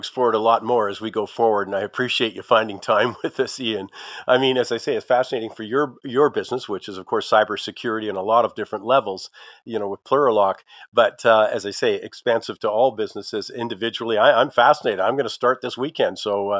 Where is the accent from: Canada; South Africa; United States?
Canada; we talk about being Canadian